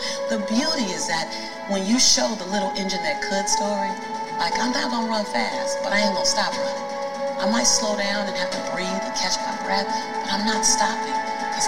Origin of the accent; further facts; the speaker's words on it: Los Angeles, California, United States; as a black woman, well, as born and raised in South Central